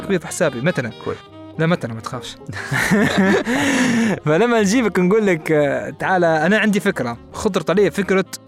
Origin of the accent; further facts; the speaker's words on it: Libya; احنا ليبيين